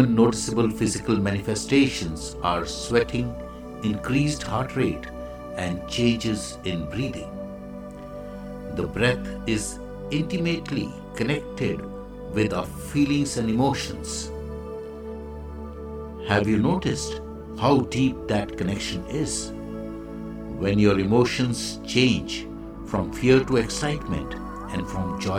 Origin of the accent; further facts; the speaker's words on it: India; I am the Indian monk.